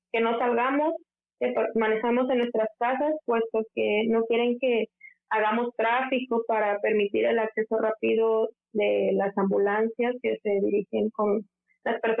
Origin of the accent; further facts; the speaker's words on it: Guerrero, Mexico; moved away as an adult; now in Turkey; yo soy mexicana, soy del estado de Guerrero. En mi estado es muy común que tiemble